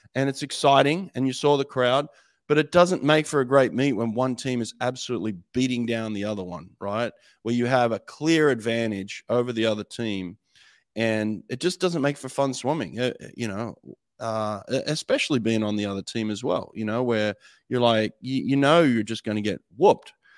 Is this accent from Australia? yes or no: yes; Australia; moved away as an adult; now in United States; born in Australia, represented Australia at a couple of Olympics